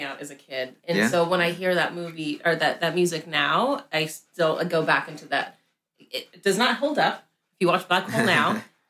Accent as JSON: {"language": "English", "region": "the South", "country": "United States", "tie": "born or raised there", "said": "growing up in the South and, you grow up in the church"}